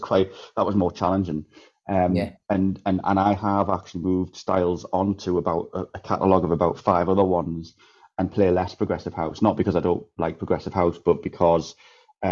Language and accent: English; Newcastle upon Tyne, North East England, United Kingdom; now in Cyprus; I'm from Newcastle, but I moved to Cyprus.